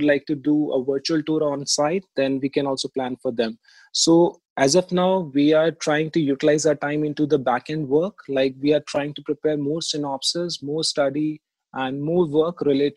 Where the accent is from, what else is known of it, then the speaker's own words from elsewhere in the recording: Delhi, India; also born or lived in Jodhpur; I born and brought up in Delhi, and especially in Old Delhi